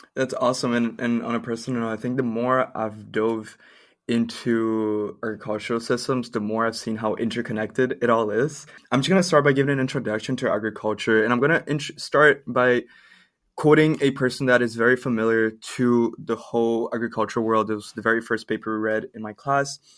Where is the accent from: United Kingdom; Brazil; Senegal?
Brazil; now in Canada; I'm from Brazil